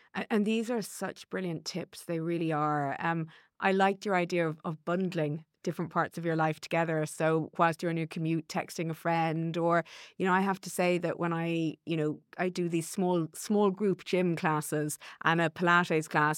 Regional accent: Ireland; as an Irish woman

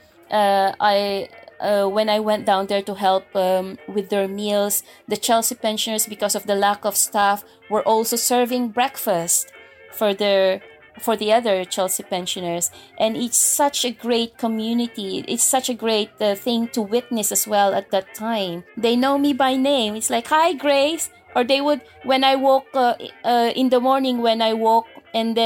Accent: Philippines; moved away; as a Filipino nurse, you tend to do overtimes to earn more money. Because you're not only caring for yourself or your family in here, but you're also sending money to your family back home

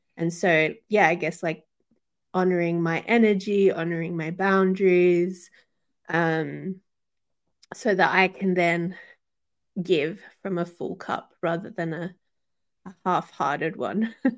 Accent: Sydney, New South Wales, Australia; both my parents are Chilean, so South American um, and I was born and raised in Sydney, particularly Western Sydney

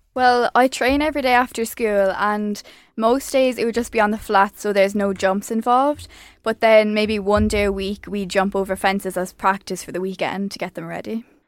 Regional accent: Ireland; I'm an Irish show jumper.

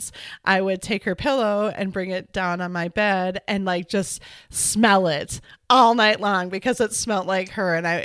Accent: Edina, Minnesota, United States; also born or lived in Wisconsin; I am from Minneapolis, actually, a suburb called Edina

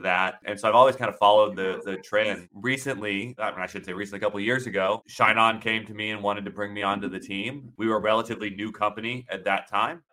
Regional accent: Florida, United States; moved away as an adult; now in Amsterdam, Netherlands; I'm growing up in Florida

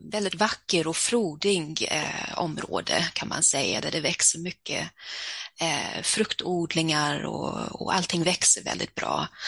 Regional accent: Stockholm, Stockholm County, Sweden; born there; Jag föddes i Stockholm där har jag en del av min familj.

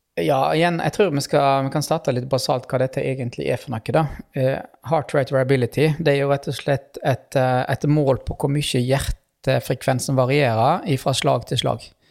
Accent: Western Norway, Norway; jeg kommer fra Vestlandet

